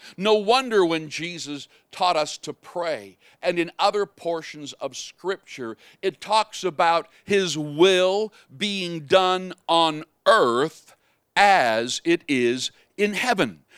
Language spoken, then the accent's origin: English; Canada; I am a Canadian